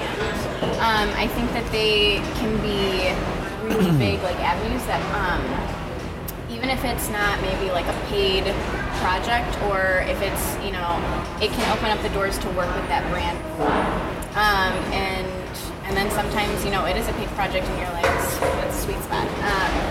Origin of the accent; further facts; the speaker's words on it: Berwyn, Illinois, United States; also born or lived in Chicago; I grew up in Berwyn, which is a suburb right outside Chicago, and I currently live on the north side